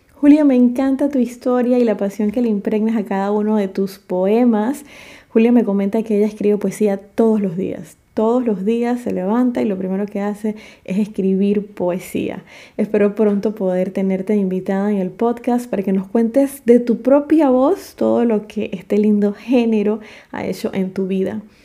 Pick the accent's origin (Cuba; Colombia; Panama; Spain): Panama; David, Chiriquí; en mi país, Panamá.